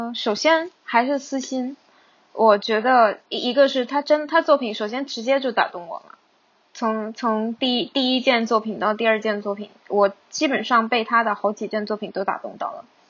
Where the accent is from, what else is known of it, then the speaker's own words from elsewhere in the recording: Hong Kong; 我是在香港长大的